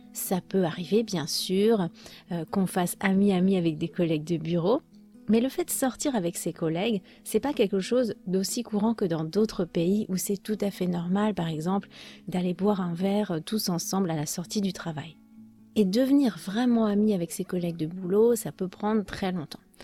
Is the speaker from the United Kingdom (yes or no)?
no; France; Chez nous en France